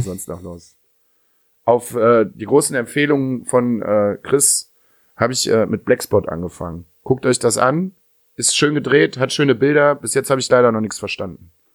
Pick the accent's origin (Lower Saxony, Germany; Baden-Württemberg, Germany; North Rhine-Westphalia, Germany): North Rhine-Westphalia, Germany; Dülken; bei uns in Dülken